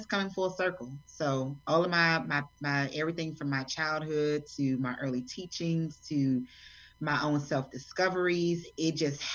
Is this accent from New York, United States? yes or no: no; Fort Worth, Texas, United States; moved away as an adult; now in Atlanta, United States; I grew up in Texas